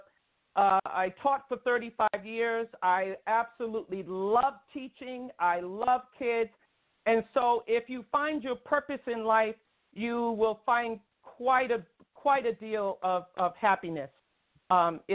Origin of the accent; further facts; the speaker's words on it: New York City, New York, United States; also born or lived in Long Island; I grew up in New York City and Brooklyn